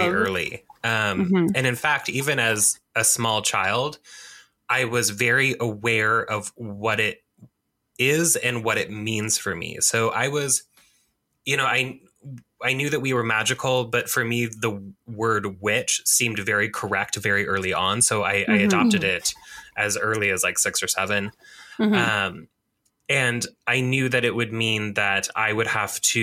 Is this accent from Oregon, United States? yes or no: yes; Oregon, United States; I am here, of course, in my home state of Oregon, which I love dearly